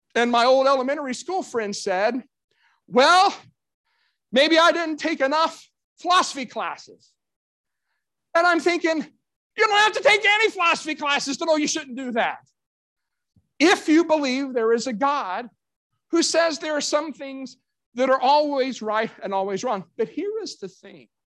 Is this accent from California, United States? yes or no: no; Kentucky, United States; my hometown of Kentucky